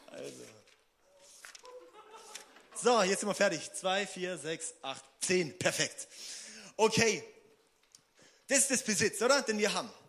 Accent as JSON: {"language": "German", "town": "Singen", "region": "Baden-Württemberg", "country": "Germany", "said": "Ich brauche einen neuen Auspuff am Auto, weil ich komme aus Singen."}